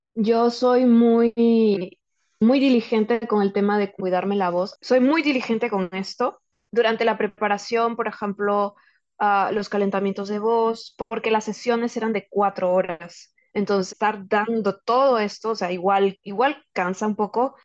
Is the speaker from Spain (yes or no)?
no; Peru; poder ser embajadora de nuestra cultura y de nuestro idioma eh, en, para un videojuego que tiene un alcance mundial. Y de hecho esto pone a Perú en el mapa